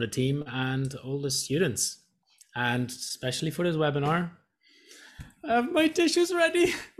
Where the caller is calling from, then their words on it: Thailand; I'm tuning in from Thailand.